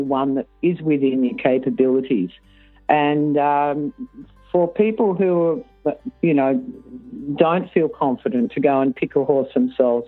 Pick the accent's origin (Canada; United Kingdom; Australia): Australia; Sydney, New South Wales; I grew up in Sydney